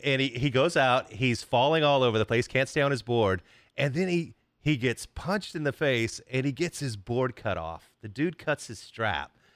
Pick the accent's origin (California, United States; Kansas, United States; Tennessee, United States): Kansas, United States; I am from Kansas